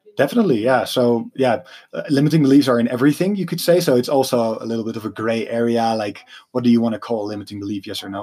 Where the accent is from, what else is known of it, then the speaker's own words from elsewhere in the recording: Netherlands; I'm from Holland